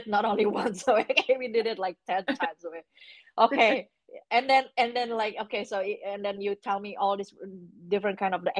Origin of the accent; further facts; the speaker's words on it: Indonesia; moved away; I came from Indonesia